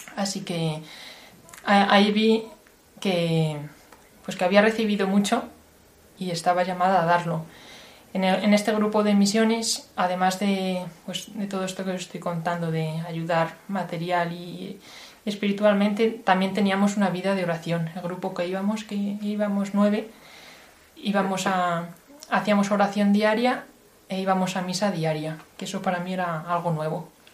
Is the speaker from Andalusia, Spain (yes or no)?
no; Salamanca, Castile and León, Spain; moved away as an adult; now in Washington, United States; Yo nací en Salamanca, en una tierra castellana, pero ahora, desde hace algunos años, estoy viviendo en Washington